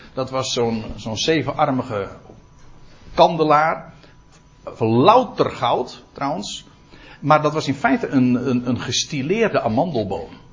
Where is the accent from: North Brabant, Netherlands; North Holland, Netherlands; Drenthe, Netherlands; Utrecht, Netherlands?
North Holland, Netherlands; Aalsmeer; bij ons in Aalsmeer